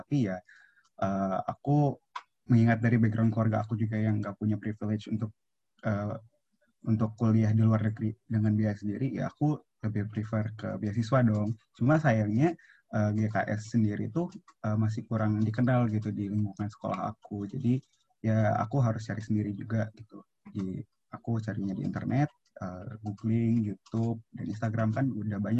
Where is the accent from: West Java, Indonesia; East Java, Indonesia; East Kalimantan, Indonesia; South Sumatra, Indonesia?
South Sumatra, Indonesia; Palembang; aku kan dari Palembang nih, jadi aku nggak boleh kuliah uh, kuliah di luar dari Palembang gitu